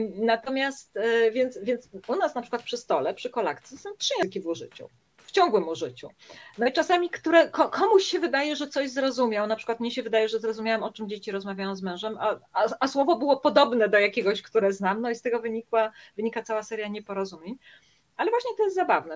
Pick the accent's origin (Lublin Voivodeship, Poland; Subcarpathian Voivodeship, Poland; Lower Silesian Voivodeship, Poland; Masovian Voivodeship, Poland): Masovian Voivodeship, Poland; a small town near Warsaw; moved away as an adult; wracam do mojego rodzinnego miasteczka pod Warszawą